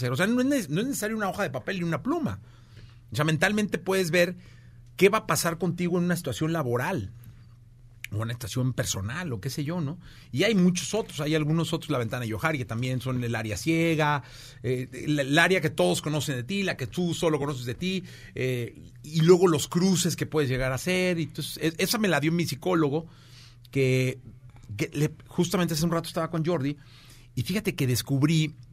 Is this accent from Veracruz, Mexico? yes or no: no; Guadalajara, Jalisco, Mexico; moved away; Y en mi tierra de Dios y María Santísima. Eh, Guadalajara, Jalisco.